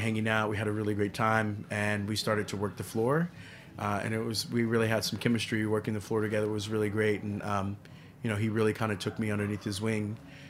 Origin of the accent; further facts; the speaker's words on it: San Antonio, Texas, United States; also born or lived in Trenton; I was living in San Antonio. My mother, I was born in Trenton, New Jersey. My mom was really, she fell in love with Texas.